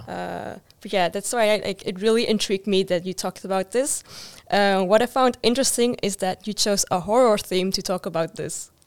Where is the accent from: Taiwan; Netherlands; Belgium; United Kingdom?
Netherlands; I grew up in the Netherlands, which has like a real, you know, uh, Western mindset as well